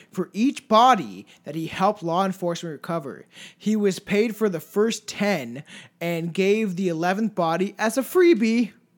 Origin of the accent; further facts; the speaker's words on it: Paris, Ontario, Canada; also born or lived in Brantford, Ontario; Paris is, like, a little tiny town full of drugs that I grew up